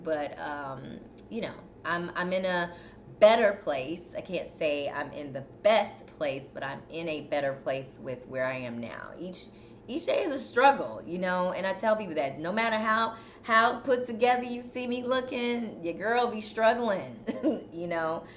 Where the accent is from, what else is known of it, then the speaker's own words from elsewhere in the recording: Chicago, Illinois, United States; now in Houston, United States; I'm from Chicago, but I just cannot handle the cold like I used